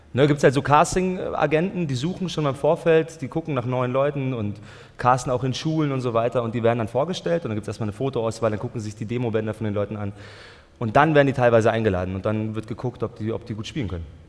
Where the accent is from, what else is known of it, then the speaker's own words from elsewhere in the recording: Germany; meine Mutter ist aus Österreich und mein Vater aus äh, Tunesien. Aber ich bin in Deutschland geboren und so, also ich spreche auch Deutsch